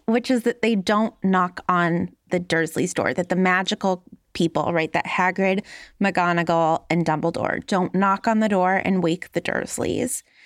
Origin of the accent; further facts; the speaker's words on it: Los Angeles, California, United States; I grew up in Los Angeles in the nineties